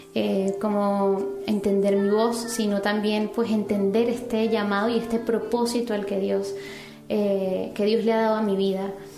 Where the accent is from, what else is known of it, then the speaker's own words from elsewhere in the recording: Venezuela; now in Madrid, Spain; soy venezolana, actualmente vivo en Madrid